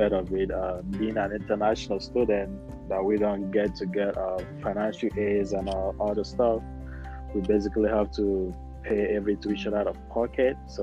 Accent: Imo, Nigeria; moved away as an adult; also born or lived in Utah; now in Texas, United States; I'm from Nigeria, and I grew up in the village, in Imo State, and I stayed there for about 17, 18 years before I moved out

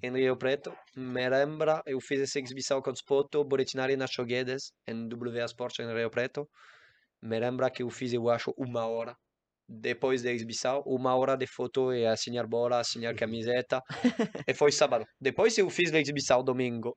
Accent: Guadeloupe; Portuguese is a second language; moved away; eu nasci em Guadalupe, uma isla em Caribe, e eu joguei tênis

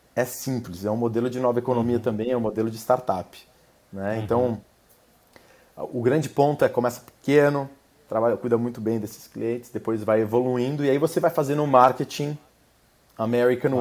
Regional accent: Brazil; moved away as an adult; now in United States; com a minha experiência aqui como brasileiro nos Estados Unidos

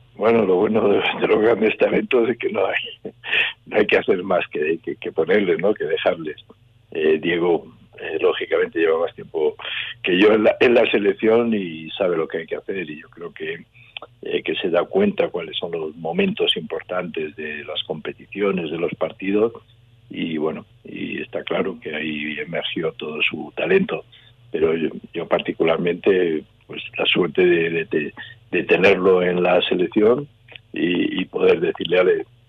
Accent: León, Castile and León, Spain; en mi tierra, aquí estoy entrenando

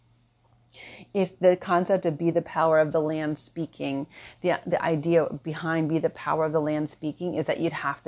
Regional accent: Philadelphia, Pennsylvania, United States; moved away as an adult; now in Kauai, United States; I'm from Philadelphia

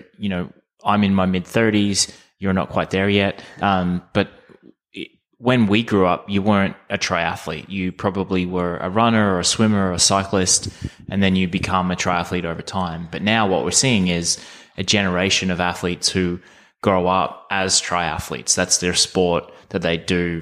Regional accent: Australia; Growing up in Australia

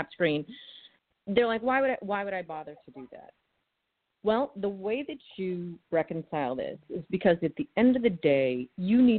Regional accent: Massachusetts, United States; moved away; I'm originally from Massachusetts, so sarcasm is my native language

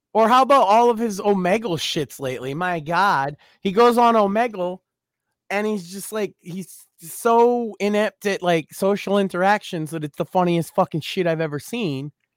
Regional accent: Massachusetts, United States; I am very vocally from Massachusetts

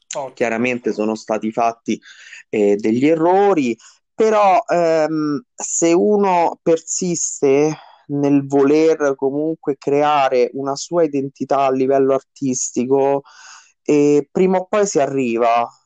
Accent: Rome, Lazio, Italy; moved away as an adult; now in Caprarola, Italy; ho vissuto tutta la mia adolescenza mh, nel quartiere Monte Mario di Roma

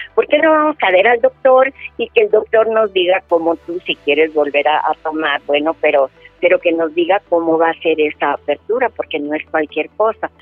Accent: Mexico City, Mexico; moved away; also born or lived in Los Angeles; yo nací en la Ciudad de México el 10 de octubre de 1944

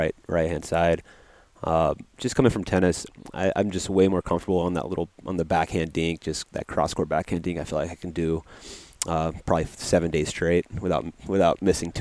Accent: Conyers, Georgia, United States; I grew up in Conyers, but I would say it would be Atlanta for anybody

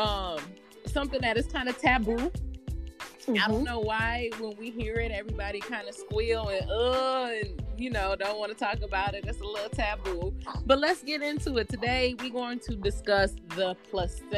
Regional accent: Michigan, United States; now in Atlanta, United States; I myself am born and raised in Michigan, so I'm used to being around the snow.

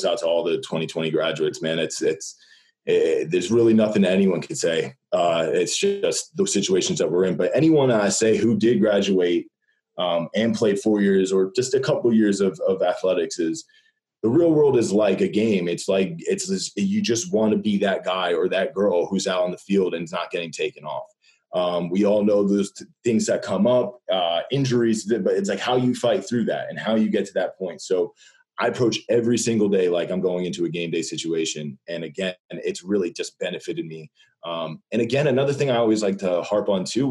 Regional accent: Fanwood, New Jersey, United States; moved away as an adult; also born or lived in New York City; now in Los Angeles, United States; I'm from Fanwood, New Jersey, and I play quarterback

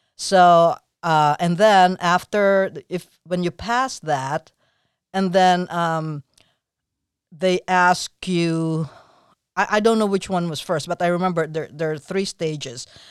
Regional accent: Philippines; moved away; I'm from the Philippines, so I had my sis-, sister.

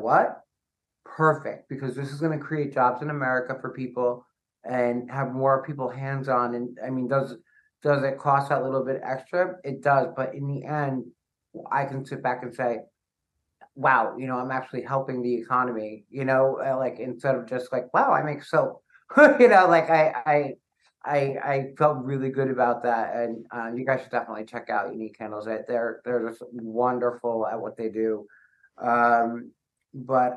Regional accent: Lyndhurst, New Jersey, United States; my hometown of Lyndhurst, New Jersey

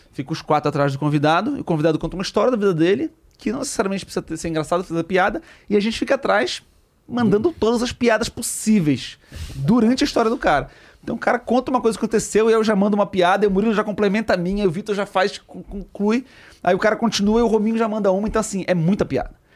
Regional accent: Belém, Pará, Brazil; Em Belém, em Belém, eu sou de Belém.

